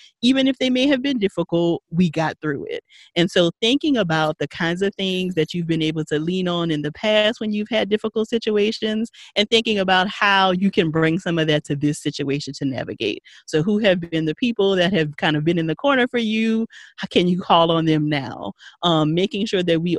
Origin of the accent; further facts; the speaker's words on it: Paincourtville, Louisiana, United States; Paincourtville, Louisiana. Country.